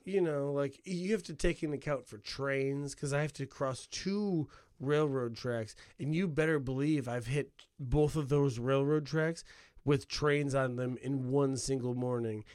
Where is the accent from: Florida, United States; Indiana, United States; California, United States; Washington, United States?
Indiana, United States; Northwest; I'm from an hour outside of Chicago in Northwest Indiana.